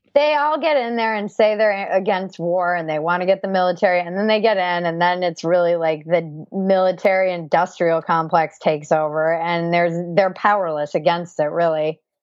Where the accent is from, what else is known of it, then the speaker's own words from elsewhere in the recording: East Coast, Rhode Island, United States; I come from the East Coast